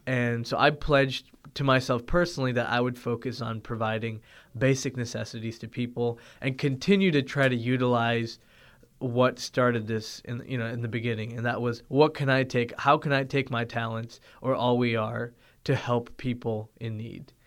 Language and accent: English; Toronto, Ontario, Canada; moved away; also born or lived in Findlay, Ohio; growing up in Toronto, Ontario